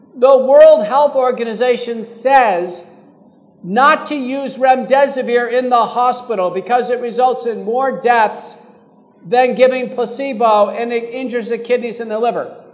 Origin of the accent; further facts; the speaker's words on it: Terry County, Texas, United States; now in Fort Worth, United States; I grew up in Terry County.